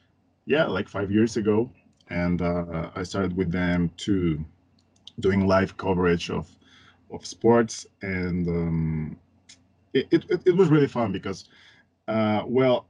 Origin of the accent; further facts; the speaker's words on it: Mexico City, Mexico; English is a second language; I am from Mexico. I live in Mexico City. I grew up here and in a place called Coyoacán.